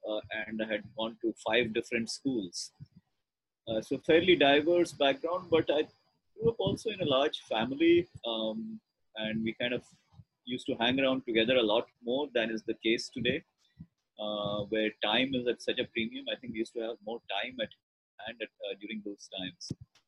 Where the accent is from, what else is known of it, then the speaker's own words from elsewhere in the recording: Ranchi, Jharkhand, India; also born or lived in Patna / Jamshedpur / Coimbatore / Lucknow; So I was born in Patna, grew up in Ranchi, Jamshedpur, Coimbatore, Lucknow.